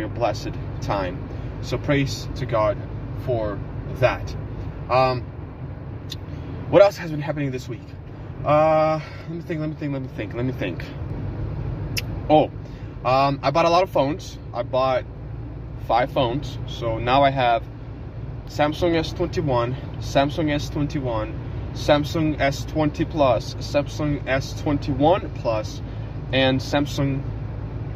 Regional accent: Ukraine; now in United States; I come from Ukraine, so in Ukraine we have a lot of that kind of stuff.

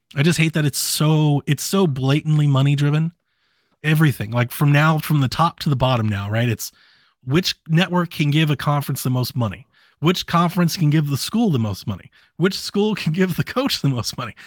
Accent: Columbus and Cleveland, Ohio, United States; now in Georgia, United States; I grew up in Columbus and Cleveland, and I live in Georgia

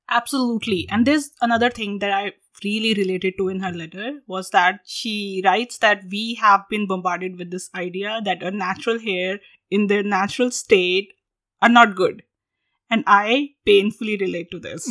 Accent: India; moved away as an adult; now in United States; we are from India, our accents are somehow like lesser

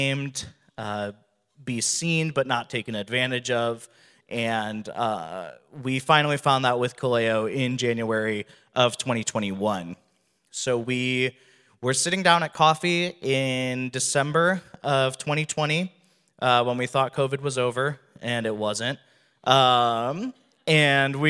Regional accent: Wisconsin, United States; moved away as an adult; now in Phoenix, United States; I'm from Wisconsin originally.

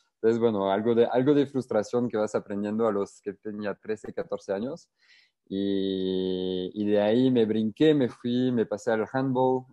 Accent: France; Spanish is a second language; moved away as an adult; now in Querétaro, Mexico; yo surfeaba mucho en, en Francia, o sea, igual desde niño

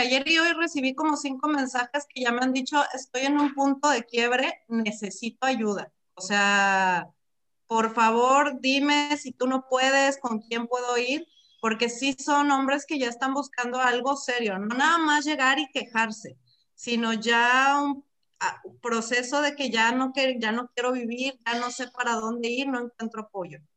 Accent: Mexico; como mexicanos

